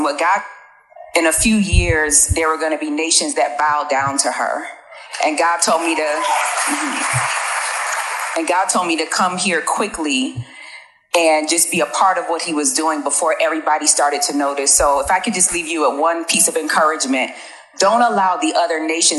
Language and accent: English; United States; moved away as an adult; now in Nigeria; I am from the United States of America, but I have quickly made Nigeria my second home.